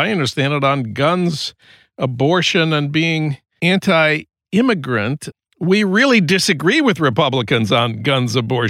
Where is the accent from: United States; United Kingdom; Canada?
United States; Minnesota; I'm from Minnesota